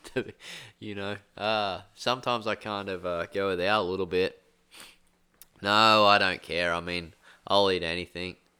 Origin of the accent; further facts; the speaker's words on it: Australia; I grew up in Australia